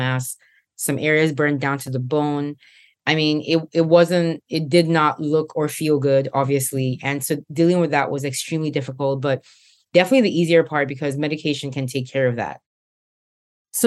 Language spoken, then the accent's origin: English; Nigeria; moved away; back in Nigeria, my home country. I was a senior in high school at the time